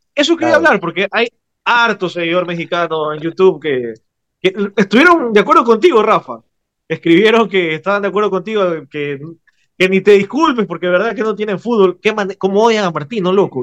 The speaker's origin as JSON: {"language": "Spanish", "country": "Ecuador"}